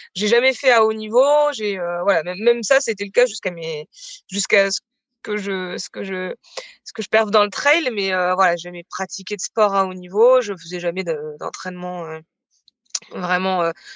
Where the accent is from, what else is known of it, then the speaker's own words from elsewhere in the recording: Bayeux, Normandy, France; moved away as an adult; also born or lived in Caen; now in Mende, France; je suis originaire de Normandie, j'ai j'ai passé toute mon enfance jusqu'à mes 18 ans à Bayeux, donc c'est une ville, euh, une ville dans le Calvados.